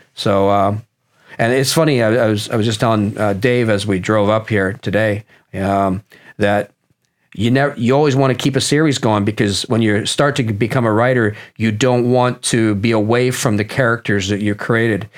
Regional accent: Nottingham, East Midlands, United Kingdom; moved away; I was born in Nottingham, England

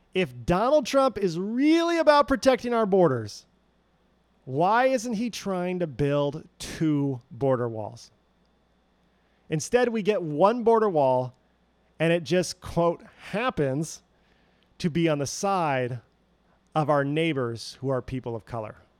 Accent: California, United States; moved away as an adult; also born or lived in Montana; I was from California

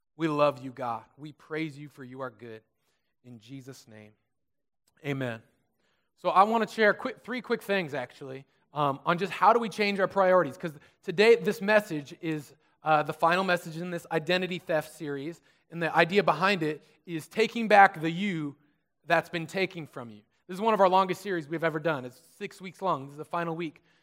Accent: Susanville, California, United States; I grew up in Susanville, so it was out in the desert

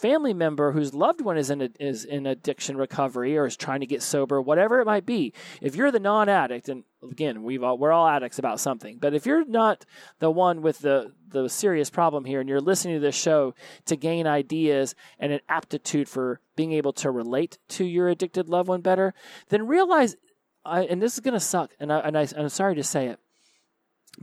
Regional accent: the South, United States; I was raised in the South

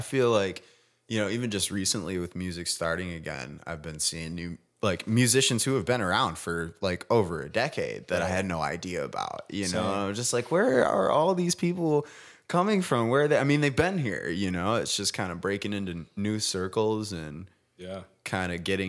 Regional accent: Grand Haven, Michigan, United States; now in Grand Rapids, United States; From Grand Haven. Okay. Which is my that's right. That's my hometown.

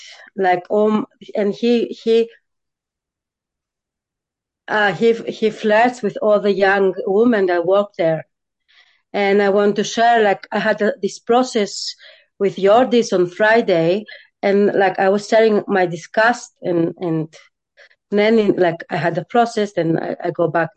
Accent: Greece; I'm coming from Greece. Super patriarchal country.

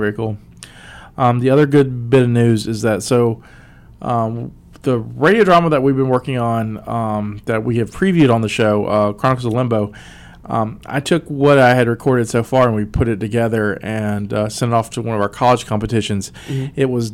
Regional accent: West Virginia, United States; also born or lived in Alabama; I'm a dude from West Virginia by way of Alabama

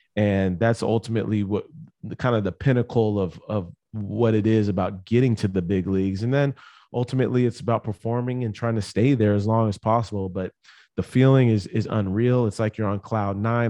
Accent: San Diego, California, United States; moved away as an adult; also born or lived in Las Vegas; I grew up in San Diego, California, went to Poway High School

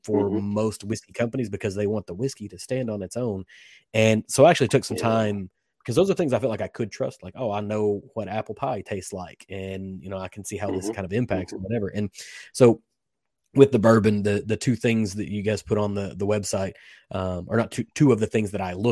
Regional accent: Kentucky, United States; I was born and raised in Kentucky.

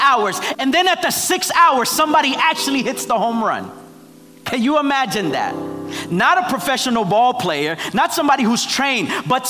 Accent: Nicaragua; moved away; I'm from Nicaragua

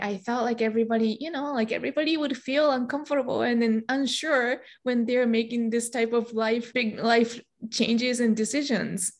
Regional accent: Japan; first language Japanese; English is a second language; moved away as an adult; also born or lived in Michigan, United States; now in United States; I'm Japanese. I was born and raised in Japan. About half of my life, I lived there. And when I turned 21, I came to the United States

